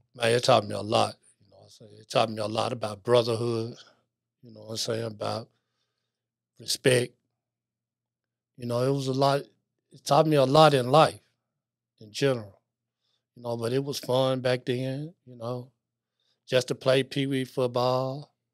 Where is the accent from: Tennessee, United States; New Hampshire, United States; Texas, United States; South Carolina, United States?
Tennessee, United States; Memphis; also born or lived in Greenville, Illinois; I was born in White Haven, right there on Sullivan Street, right there in the middle of White Haven